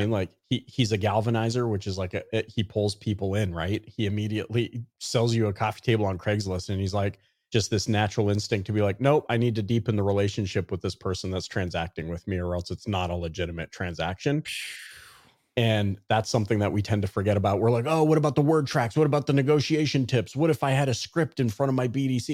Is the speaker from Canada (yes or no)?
yes; Canada; growing up in Canada